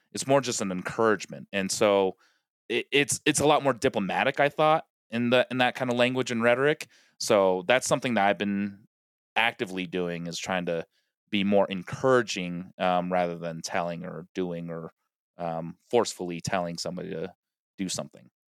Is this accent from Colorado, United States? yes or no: yes; Colorado, United States; now in Los Angeles, United States; Rockies, like, I, I grew up watching them. They're, they're my hometown team